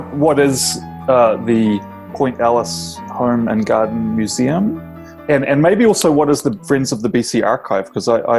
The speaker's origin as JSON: {"language": "English", "country": "New Zealand", "tie": "born or raised there", "moved": "yes", "said": "My experience growing up in New Zealand"}